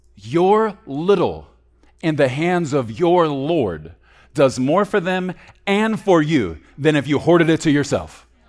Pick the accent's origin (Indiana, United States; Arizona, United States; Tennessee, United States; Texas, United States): Texas, United States; growing up in Texas